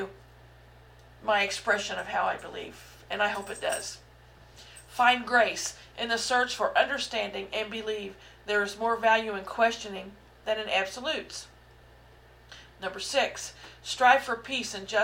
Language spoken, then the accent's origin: English; Southeast Missouri, United States; I was raised in the Midwest, in Southeast Missouri